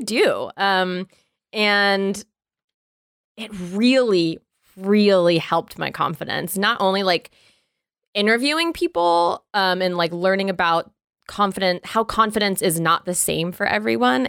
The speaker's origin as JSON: {"language": "English", "area": "the border of Florida and Georgia", "region": "the South", "country": "United States", "tie": "born or raised there", "said": "I was raised in the South"}